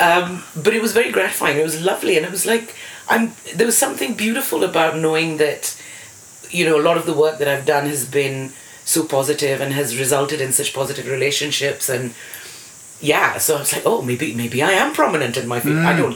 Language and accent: English; India; first language English; moved away as an adult; now in United Kingdom; So I ended up back in India, not speaking any Indian languages because English was my first language. Mm. It's very odd being foreigner